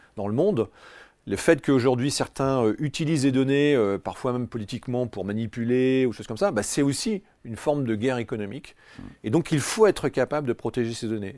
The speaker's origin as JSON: {"language": "French", "country": "France", "said": "je suis très fier en tant que Français"}